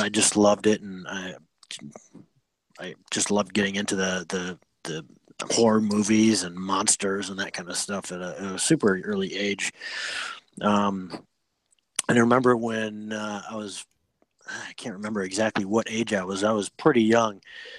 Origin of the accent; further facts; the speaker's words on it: Freeport, Illinois, United States; I'm from Freeport, Illinois.